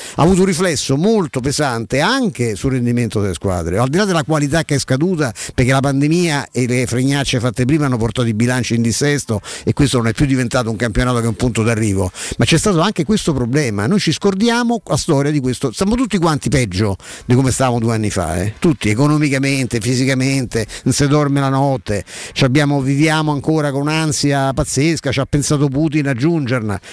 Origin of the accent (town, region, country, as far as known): Rome, Lazio, Italy